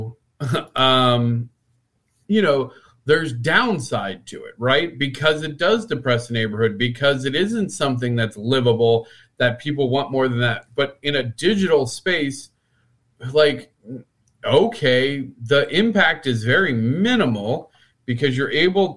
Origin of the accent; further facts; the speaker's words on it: Midwest, United States; we're both from the Midwest